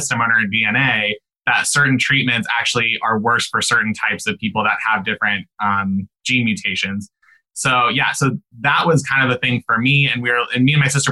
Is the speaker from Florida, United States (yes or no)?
no; Omaha, Nebraska, United States; we grew up in Omaha, Nebraska